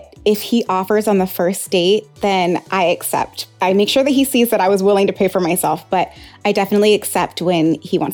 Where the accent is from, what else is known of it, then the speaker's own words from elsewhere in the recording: Orlando, Florida, United States; also born or lived in Monterey, California; now in Los Angeles, United States; I was born in Monterey, California, but I grew up in Orlando, Florida